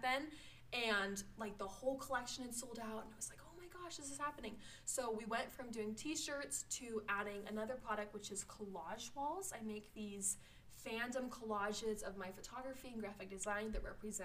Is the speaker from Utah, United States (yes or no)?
yes; Salt Lake City, Utah, United States; I'm from Salt Lake City. I was born and raised in the Avenues in Salt Lake